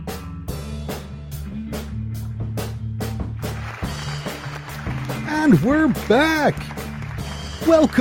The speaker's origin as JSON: {"language": "English", "country": "Canada", "said": "I am Canadian, and we've just celebrated our national holiday yesterday, Canada Day"}